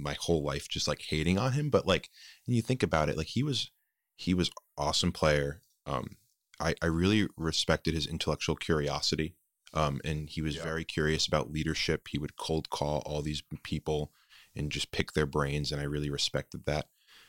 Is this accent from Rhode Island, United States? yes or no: yes; Rhode Island, United States; I'm from Rhode Island.